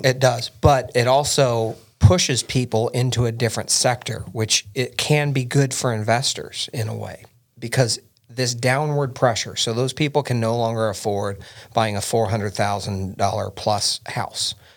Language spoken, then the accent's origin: English; Indiana, United States; We're both from Indiana, born and bred